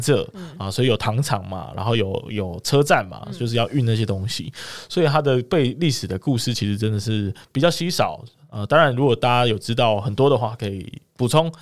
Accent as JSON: {"language": "Chinese", "town": "Kaohsiung", "country": "Taiwan", "said": "身为高雄人的我"}